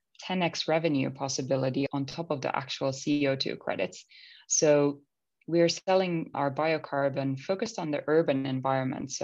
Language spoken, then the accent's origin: English; Finland; moved away; growing up in Finland, you're constantly surrounded by nature.